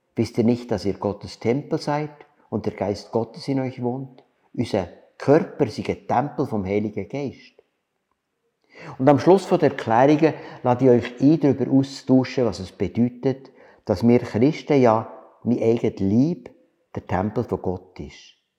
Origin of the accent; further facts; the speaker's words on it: Switzerland; wir als Schweizer